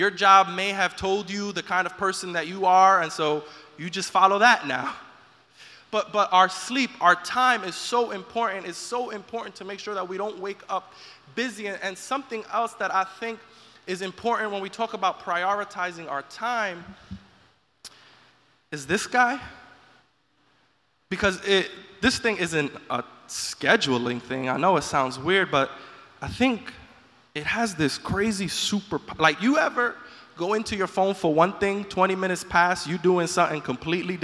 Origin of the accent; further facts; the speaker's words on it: New York, United States; being a New Yorker